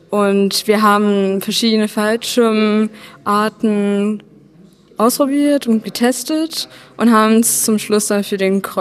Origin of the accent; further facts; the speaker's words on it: Dresden, Saxony, Germany; Dresden. Dresden. Deswegen Doppel-D